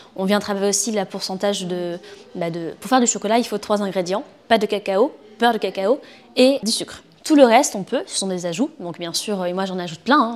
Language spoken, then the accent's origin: French; Bordeaux, Nouvelle-Aquitaine, France; also born or lived in Nantes; je suis née ici à Bordeaux